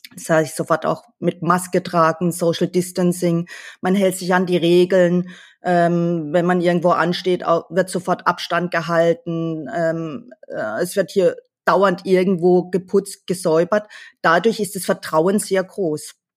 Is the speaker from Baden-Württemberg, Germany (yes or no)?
yes; Kappelrodeck, Baden-Württemberg, Germany; moved away as an adult; also born or lived in Ravensburg / France; now in Hong Kong; Ich bin im Schwarzwald in einem kleinen Weinort aufgewachsen. Ich komme ja gebürtig aus Kappelrodeck, Wald-Ulm.